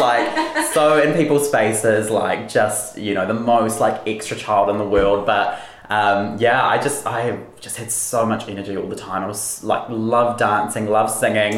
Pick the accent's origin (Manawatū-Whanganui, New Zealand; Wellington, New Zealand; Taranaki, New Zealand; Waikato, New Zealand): Wellington, New Zealand; also born or lived in Auckland; I live in Wellington. Um, I've, yeah, pretty much grown up here my whole life, I think, for the past 20 years. Um, I was born in Auckland